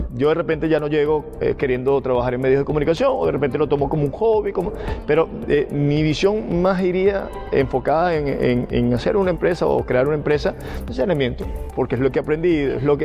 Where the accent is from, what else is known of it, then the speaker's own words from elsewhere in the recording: Barquisimeto, Lara, Venezuela; moved away as an adult; now in Peru; soy de Barquisimeto, Estado Lara.